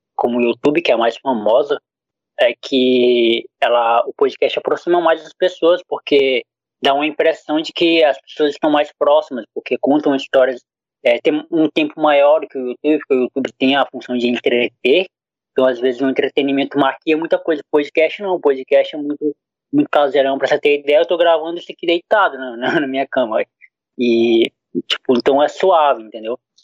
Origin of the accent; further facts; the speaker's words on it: Acre, Brazil; eu sou do Acre